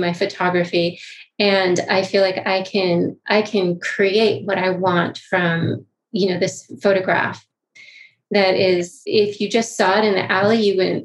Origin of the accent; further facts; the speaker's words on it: Malibu, California, United States; I grew up in Malibu